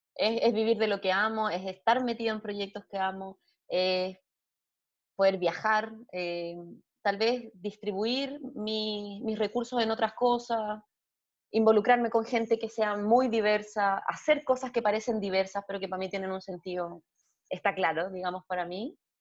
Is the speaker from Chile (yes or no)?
yes; Chile; estoy aquí ahora en mi país, en Chile